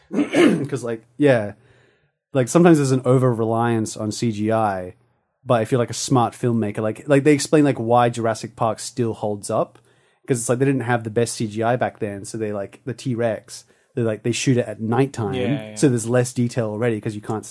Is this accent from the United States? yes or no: no; Darwin, Northern Territory, Australia; I grew up here